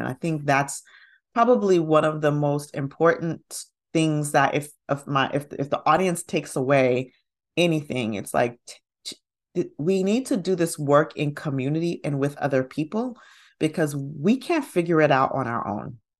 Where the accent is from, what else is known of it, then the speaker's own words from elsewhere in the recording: Huntsville, Alabama, United States; now in Atlanta, United States; I grew up in Huntsville, Alabama.